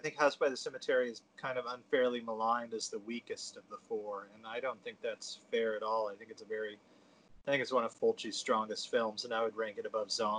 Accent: New England, United States; I'm from New England.

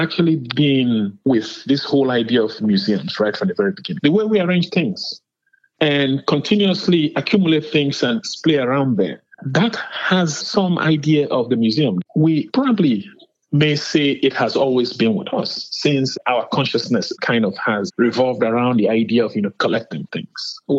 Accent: Nigeria; now in Richmond, United States; I was born and raised in Nigeria.

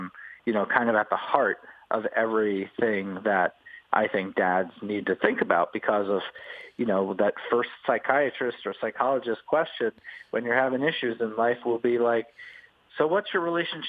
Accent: New York, United States; As a New Yorker, I've certainly watched that.

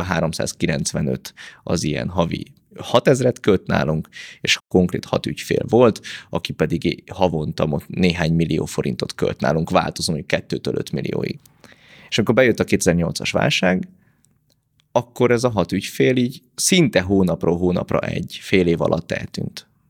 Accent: Pécs, Baranya, Hungary; én egy nagy családból származom, van hat testvérem, pécsiek vagyunk, vagyis Pécsről származom

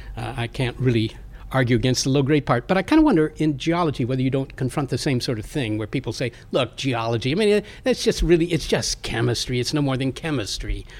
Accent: Virginia, United States; I'm from Virginia, and there's a wall of mountains that separate where I am from

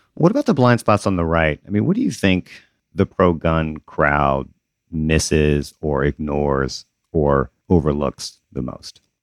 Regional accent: Southern Mississippi, United States; I grew up in the South, in Southern Mississippi

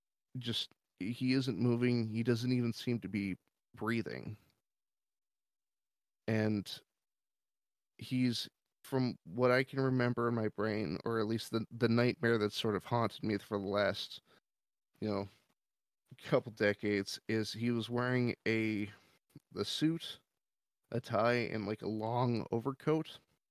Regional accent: Gresham, Oregon, United States; So I'm natively from Oregon, and I lived in an area called Gresham. It's sort of a suburb next to Portland

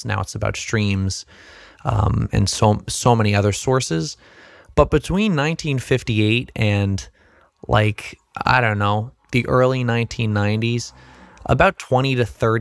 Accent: New Jersey, United States

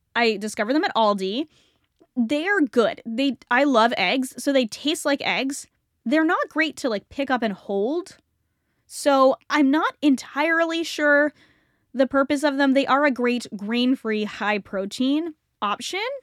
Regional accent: United States; also born or lived in Canada; I was born in America, grew up in America.

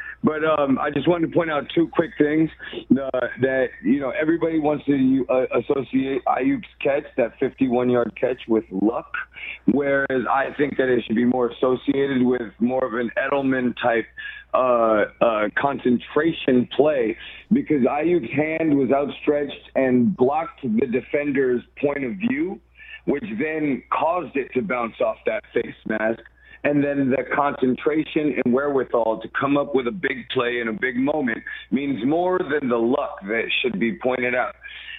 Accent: San Francisco, California, United States; now in Puerto Rico; I'm from San Francisco, but I live in Puerto Rico.

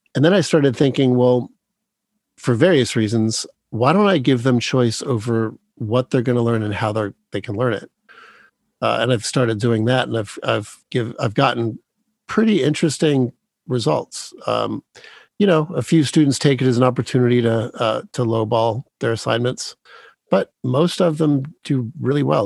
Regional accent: Dearborn, Michigan, United States; I was born in Dearborn, Michigan

